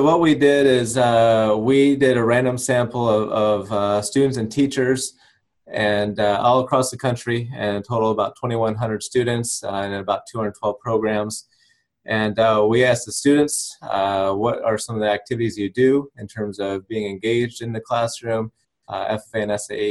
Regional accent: Nebraska, United States; moved away as an adult; also born or lived in Missouri / Florida / Louisiana; now in Virginia, United States; after growing up in Nebraska

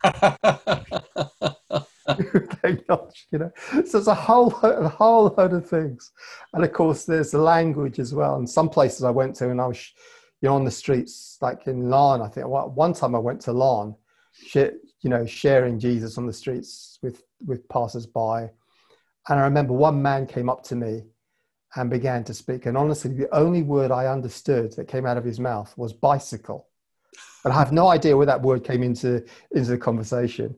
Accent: Cape Town, Western Cape, South Africa; also born or lived in London, England; now in Northern Ireland, United Kingdom; I was born in Cape Town

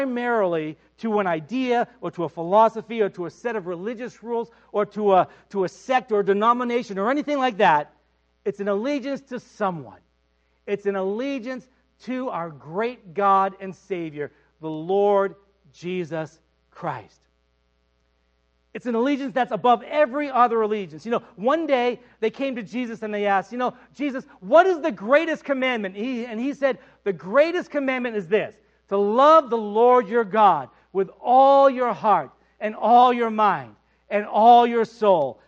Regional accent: United States; as an American

